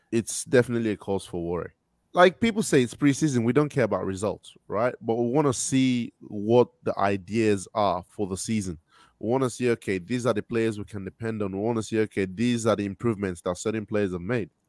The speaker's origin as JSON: {"language": "English", "country": "Australia", "said": "Yeah, like Daniel said, I'm I'm from Australia."}